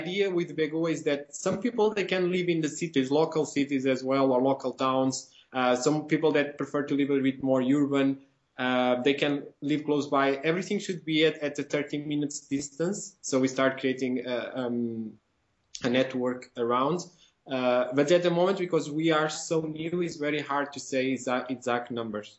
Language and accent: English; Portugal; I'm from Portugal as well